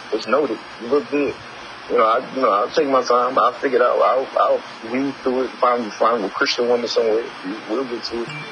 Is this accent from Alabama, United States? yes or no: yes; Tuscaloosa, Alabama, United States; also born or lived in Detroit; I came to Tuscaloosa, my hometown.